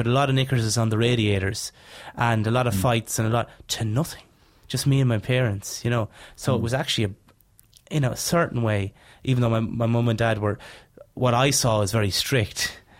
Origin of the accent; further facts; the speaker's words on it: Leinster, Ireland; moved away; also born or lived in Dublin; I grew up in Laois.